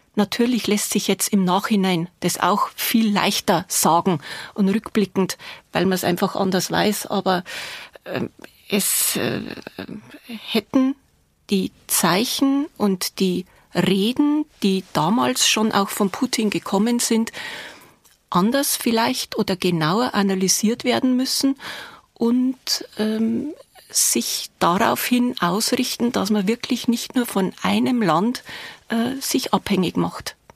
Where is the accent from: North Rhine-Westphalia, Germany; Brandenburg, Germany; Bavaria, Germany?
Bavaria, Germany; accent: Bavarian; Sie sind aus Bayern? Ja, erkennt man an der Sprache.